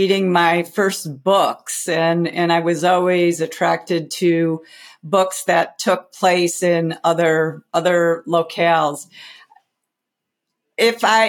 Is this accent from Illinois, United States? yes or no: yes; outside of Chicago, Illinois, United States; as a kid growing up outside of Chicago